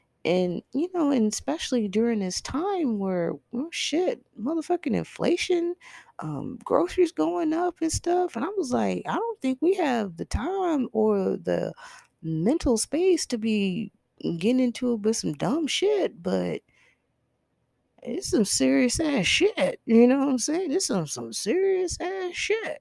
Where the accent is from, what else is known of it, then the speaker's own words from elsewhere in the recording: Texas, United States; I am from Texas